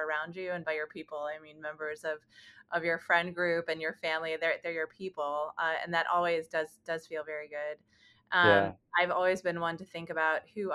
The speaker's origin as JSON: {"language": "English", "town": "New York City", "region": "New York", "country": "United States", "tie": "born or raised there", "moved": "as an adult", "lives_now": "Chicago, United States", "said": "I am from New York City originally. I'm born and raised."}